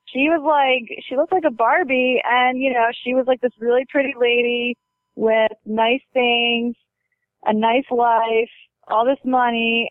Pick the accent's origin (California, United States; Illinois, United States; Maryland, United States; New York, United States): Maryland, United States; Baltimore; moved away; I was born and raised there.